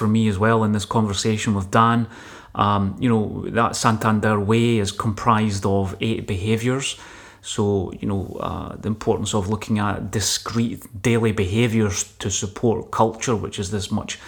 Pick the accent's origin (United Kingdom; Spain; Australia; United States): United Kingdom; Scotland; as a Scottish engineer